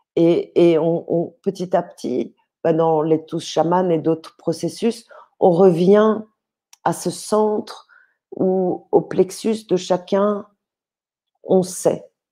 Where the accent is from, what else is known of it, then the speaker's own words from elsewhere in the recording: Paris, Île-de-France, France; je suis née à Paris, euh, dans des familles euh, plutôt aisées